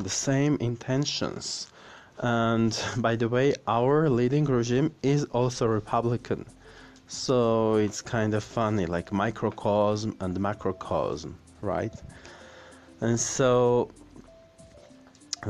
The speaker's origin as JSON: {"language": "English", "region": "Yerevan", "country": "Armenia", "tie": "born or raised there", "said": "in my hometown, Yerevan"}